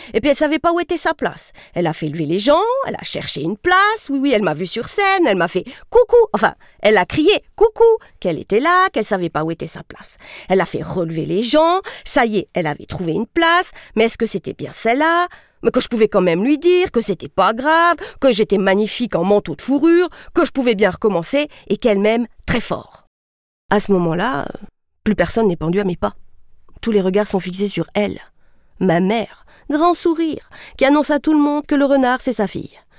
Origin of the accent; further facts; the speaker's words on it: Sierre, Valais, Switzerland; J'ai grandi à Sierre, la ville du soleil